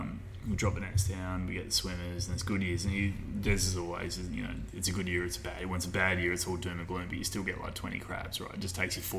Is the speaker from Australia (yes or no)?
yes; Perth, Western Australia, Australia; moved away; I grew up in Perth